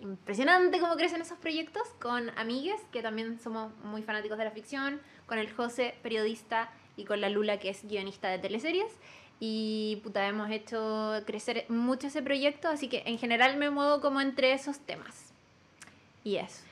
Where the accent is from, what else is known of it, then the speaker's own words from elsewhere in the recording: Talca, Maule, Chile; also born or lived in Osorno; now in Santiago, Chile; yo no soy de Santiago, soy del sur. Nací en Osorno y me crié en Talca.